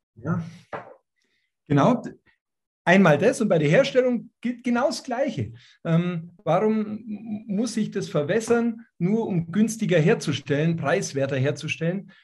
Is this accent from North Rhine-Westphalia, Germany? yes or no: no; Bavaria, Germany; bei uns in Bayern